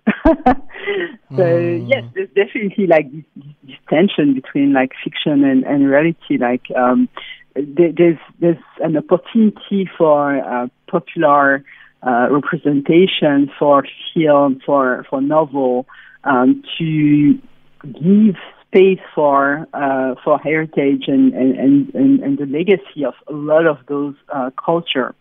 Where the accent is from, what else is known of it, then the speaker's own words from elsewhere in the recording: Benin; I grew up in Benin uh, in the 80s and 90s